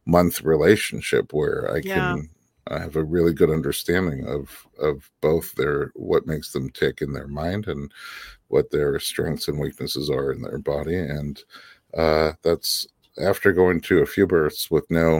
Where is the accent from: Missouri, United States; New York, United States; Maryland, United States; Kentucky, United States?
New York, United States; moved away as an adult; also born or lived in Nebraska; now in Los Angeles, United States; we're from New York